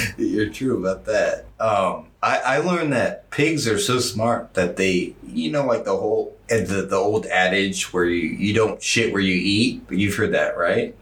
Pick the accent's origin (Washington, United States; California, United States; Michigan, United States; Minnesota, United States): Washington, United States; I'm from Washington